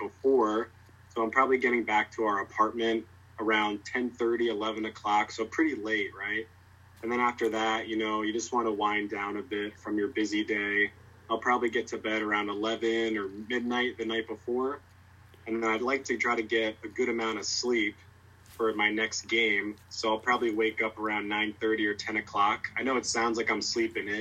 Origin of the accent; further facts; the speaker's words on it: New Jersey, United States; I grew up in New Jersey